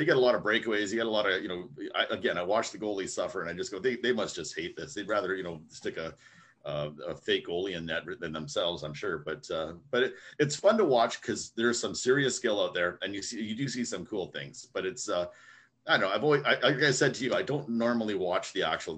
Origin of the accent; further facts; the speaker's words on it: Winnipeg, Manitoba, Canada; from Winnipeg, from my hometown here